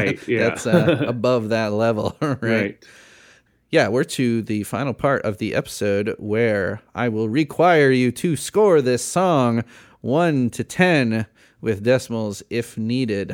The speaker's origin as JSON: {"language": "English", "region": "Midwest", "country": "United States", "tie": "born or raised there", "said": "I grew up in the Midwest."}